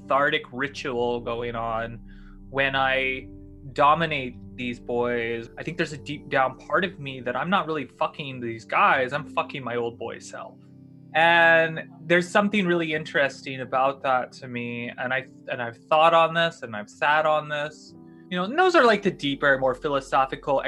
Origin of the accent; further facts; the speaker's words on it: the South, United States; I grew up in the South